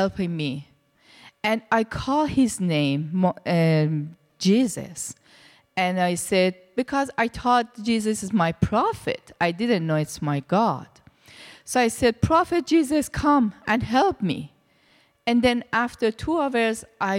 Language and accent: English; Iran; English is a second language; moved away as an adult; also born or lived in India; now in Canada; I was born in Iran, and my background was Muslim, very strict Muslim. I was in Iran, and I was in the religious school for 12 years